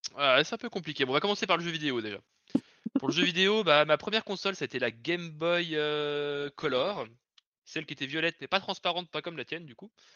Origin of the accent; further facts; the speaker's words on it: Lyon region, Auvergne-Rhône-Alpes, France; je viens de la région de Lyon